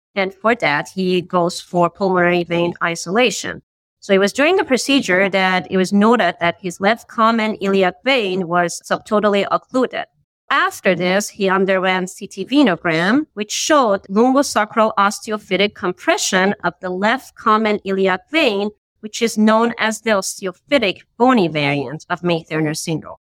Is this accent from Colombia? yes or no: no; Iran; moved away as an adult; now in Boston, United States; I'm originally from Iran and I did my medical school over there and I moved to the States for my IM residency training